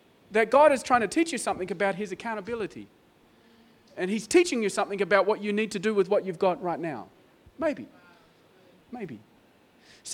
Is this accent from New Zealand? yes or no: no; Australia; I'm an Australian